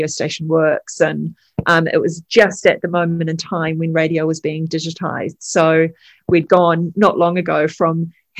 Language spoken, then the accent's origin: English; New Zealand; also born or lived in England; So my father is British. I'm a first generation Kiwi